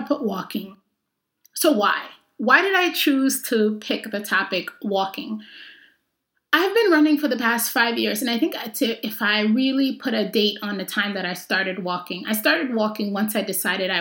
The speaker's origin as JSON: {"language": "English", "region": "New York", "country": "United States", "tie": "born or raised there", "said": "I grew up in New York"}